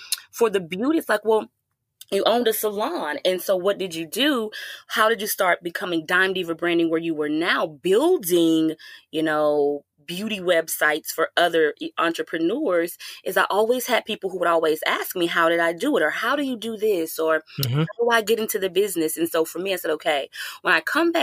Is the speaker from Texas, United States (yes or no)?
yes; Houston, Texas, United States; also born or lived in Atlanta; I had a home in Houston as well, because that's my hometown.